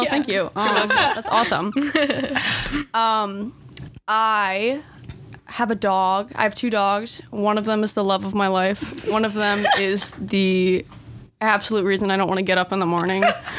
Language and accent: English; Wilmington, North Carolina, United States; also born or lived in Ohio; I have lived in Wilmington all my life, which is very boring. I'm so sorry. My hometown is technically Ohio.